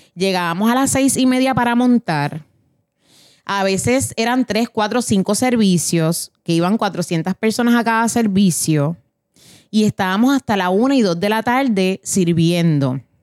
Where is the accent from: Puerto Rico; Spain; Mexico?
Puerto Rico; moved away; nosotros venimos de Puerto Rico, Latinoamérica